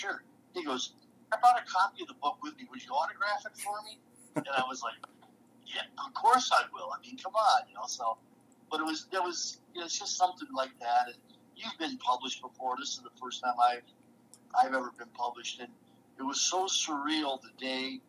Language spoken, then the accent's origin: English; Detroit, Michigan, United States; I played hockey as a kid growing up in Detroit